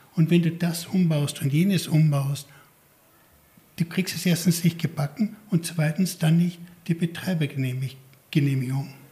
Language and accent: German; Garmisch-Partenkirchen, Bavaria, Germany; ich geboren bin in Garmisch-Partenkirchen